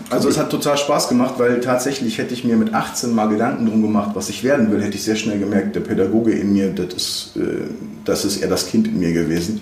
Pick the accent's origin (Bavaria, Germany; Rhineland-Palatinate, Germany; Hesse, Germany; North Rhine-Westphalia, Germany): North Rhine-Westphalia, Germany; Bocholt; moved away as an adult; now in Cologne, Germany; ich bin 72 in Bocholt geboren worden und äh, habe in Bocholt in einem total konservativen Umfeld äh, Abitur gemacht